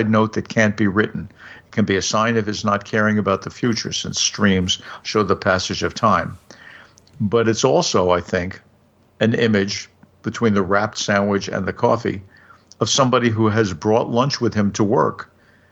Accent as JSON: {"language": "English", "town": "New York City", "region": "New York", "country": "United States", "tie": "born or raised there", "said": "I grew up near Prospect Park in Brooklyn"}